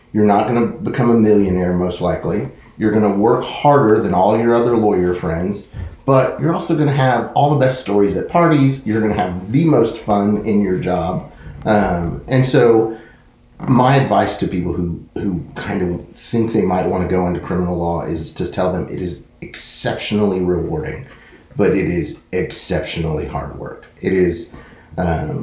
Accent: Texas, United States; moved away as an adult; also born or lived in New York City; now in Waco, United States; growing up in Texas, being used to, I mean, I had my car when I was 15 years old

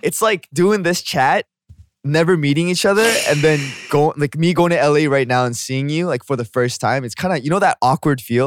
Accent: Canada; moved away as an adult; also born or lived in South Korea; now in Seoul, South Korea; I'm from, I'm from Canada, but then I was born here

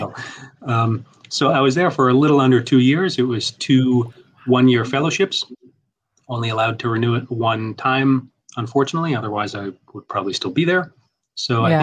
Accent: United States; moved away; also born or lived in Tanzania; coming in as an American with different cultural expectations

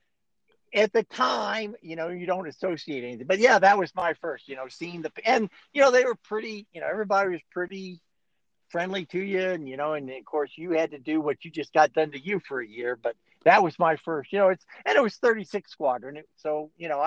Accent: Indiana, United States; accent: Hoosier; moved away; my Hoosier accent

